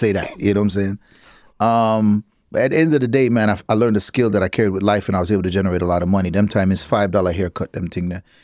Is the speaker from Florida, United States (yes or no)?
yes; Miami, Florida, United States; also born or lived in Half Way Tree, Jamaica / Connecticut / Brooklyn, New York; growing up in Miami where it's just a real, even though I grew up in the the, the hardcore Jamaican side of Miami. I grew up in this area named Carroll City